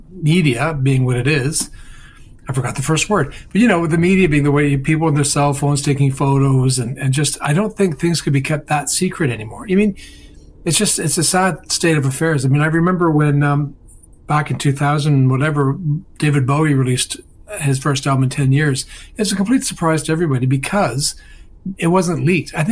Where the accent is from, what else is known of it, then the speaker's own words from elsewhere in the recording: Dublin, Leinster, Ireland; Yeah, I'm from Dublin.